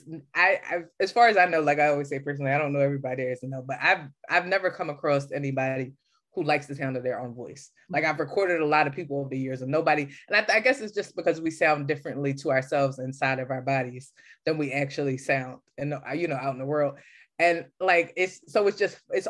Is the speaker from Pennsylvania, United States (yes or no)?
yes; Philadelphia, Pennsylvania, United States; I'm from Philly. I'm from the East Coast.